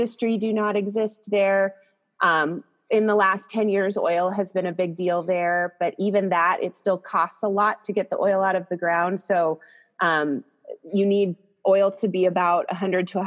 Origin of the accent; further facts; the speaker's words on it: Crosby, North Dakota, United States; now in California, United States; I grew up, like I said, in Crosby, North Dakota, which is in the very northwest corner.